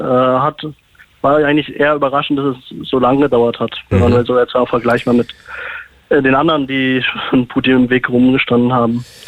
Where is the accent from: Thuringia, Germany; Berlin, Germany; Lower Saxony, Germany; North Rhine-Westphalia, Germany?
Berlin, Germany; moved away as an adult; now in Göttingen, Germany; ich bin Berliner mhm. und groß geworden in äh, Charlottenburg.